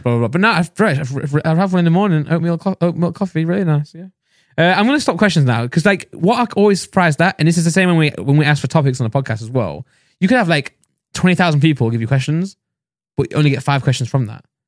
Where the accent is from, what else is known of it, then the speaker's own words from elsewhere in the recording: Nottingham, East Midlands, United Kingdom; I'm from Nottingham